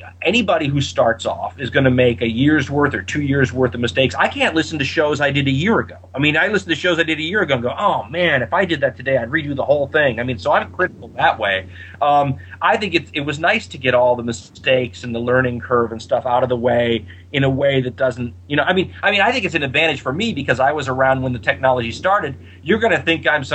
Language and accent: English; United States; as an American